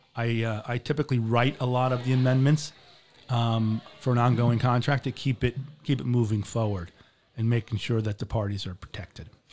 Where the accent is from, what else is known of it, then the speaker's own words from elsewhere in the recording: Marco Island, Florida, United States; moved away as an adult; also born or lived in Boston; I grew up in Marco Island.